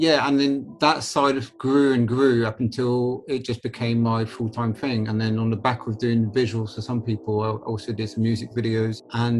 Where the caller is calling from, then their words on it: Harrow, London, United Kingdom; also born or lived in Hackney; London, Harrow.